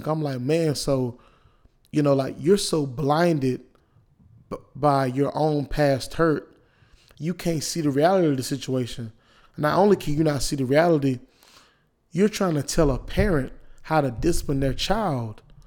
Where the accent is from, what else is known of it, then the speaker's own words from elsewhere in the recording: Wilson, United States; I'm from, I'm from Wilson